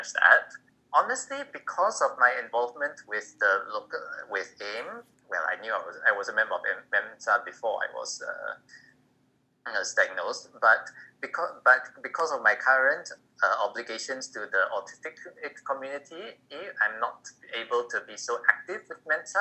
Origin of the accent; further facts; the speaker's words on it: Malaysia; from Malaysia